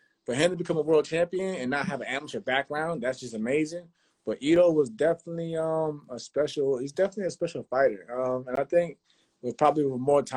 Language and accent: English; New York, United States; I'm from New York.